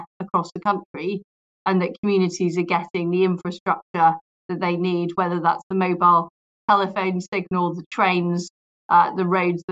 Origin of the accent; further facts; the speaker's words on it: Leeds, Yorkshire and the Humber, United Kingdom; also born or lived in Paisley, Scotland; I grew up in Paisley and then in Leeds, where I went to comprehensive school